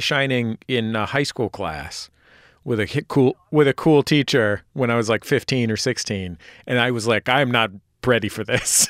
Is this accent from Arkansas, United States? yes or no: no; San Francisco, California, United States; I grew up in San Francisco where the priest in my church was gay